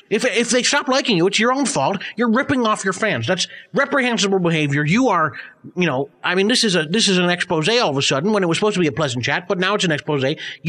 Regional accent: United Kingdom; You know, wit is something that I care about deeply, of course, being British

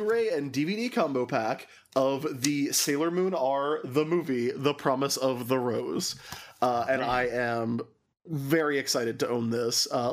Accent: the South, United States; growing up in the South, you get asked a lot.

